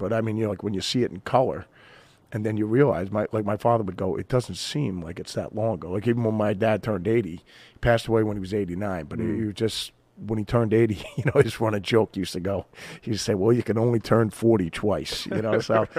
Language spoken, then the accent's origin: English; Jackson, New Jersey, United States; I had a blast growing up on the East Coast and in Jersey, where, you know, we grew up in a small town, Jackson, New Jersey, you know, so...